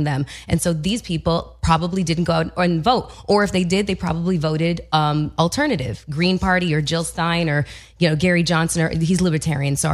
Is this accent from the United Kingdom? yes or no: no; Canada; as a Canadian. Like I had to take a backseat to this because I can't vote